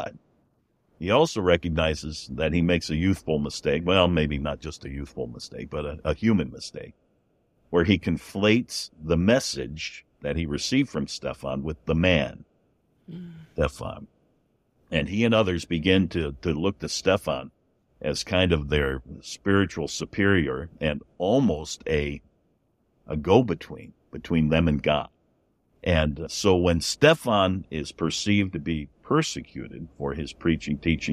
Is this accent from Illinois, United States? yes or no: yes; Chicago, Illinois, United States; I was born in Chicago